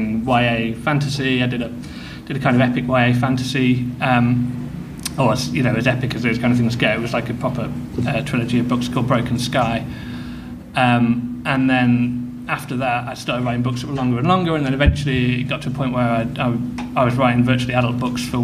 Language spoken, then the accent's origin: English; Midlands, United Kingdom; I grew up in the Midlands, in the middle of nowhere